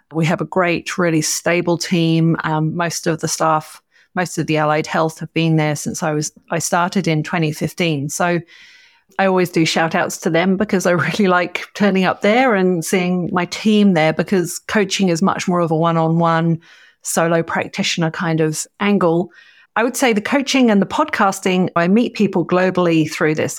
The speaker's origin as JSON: {"language": "English", "town": "Cambridge", "region": "East of England", "country": "United Kingdom", "tie": "born or raised there", "moved": "yes", "lives_now": "Orange, Australia", "said": "I grew up in the U K. I grew up in Cambridge"}